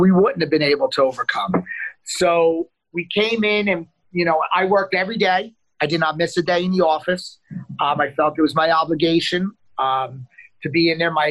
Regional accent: Neptune City, New Jersey, United States; also born or lived in Asbury Park, New Jersey; my hometown of Neptune City

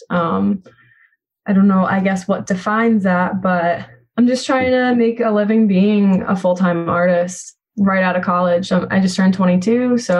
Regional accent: Wall Township, New Jersey, United States; moved away as an adult; now in Tampa, United States; I'm from Wall Township. So I grew up, graduated from Wall High School, and I mean, I grew up by Esbury Park

